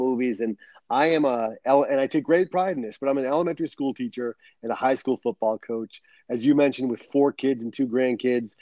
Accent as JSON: {"language": "English", "region": "Rhode Island", "country": "United States", "tie": "born or raised there", "also_born_or_lived": "New Hampshire", "moved": "as an adult", "lives_now": "San Diego, United States", "said": "I was born and raised on the East Coast in Rhode Island."}